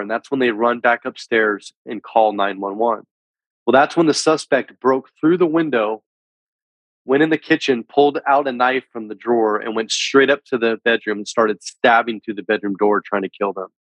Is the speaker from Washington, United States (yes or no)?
no; San Francisco Bay Area, Northern California, United States; I'm originally from the San Francisco Bay Area in Northern California. Was born and raised.